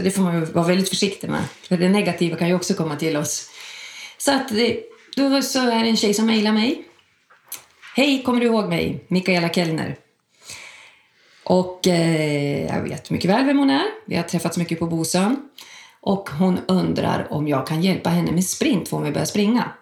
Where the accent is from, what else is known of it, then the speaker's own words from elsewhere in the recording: Sundsvall, Västernorrland County, Sweden; moved away as an adult; now in Stockholm, Sweden; Jag kommer från Sundsvall, flyttade till Stockholm 94.